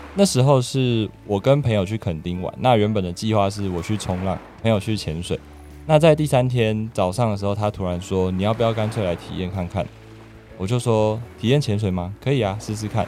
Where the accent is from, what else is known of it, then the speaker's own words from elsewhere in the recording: Taipei, Taiwan; moved away as an adult; also born or lived in southern Taiwan; 我是台北人，不过现在在南部工作跟生活